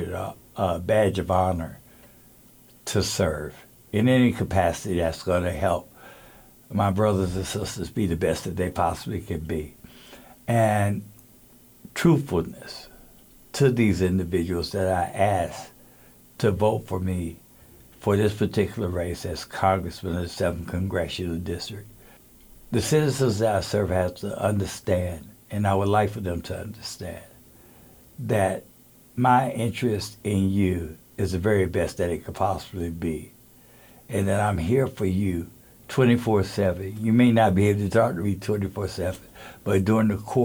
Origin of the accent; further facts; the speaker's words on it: Fayetteville, North Carolina, United States; I'm from Fayetteville, North Carolina, the county of Cumberland, where I currently serve as a Cumberland County Commissioner